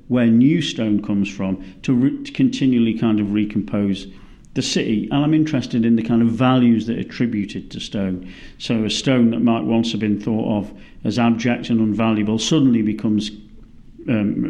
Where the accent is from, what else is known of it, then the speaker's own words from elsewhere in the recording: United Kingdom; moved away as an adult; now in Melbourne, Australia; as a British person